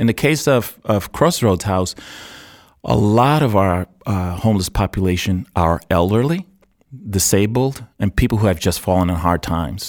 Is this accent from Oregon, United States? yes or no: no; New York City, New York, United States; moved away; also born or lived in Puerto Rico / Arizona; I was born in Puerto Rico and I, and I grew up in New York City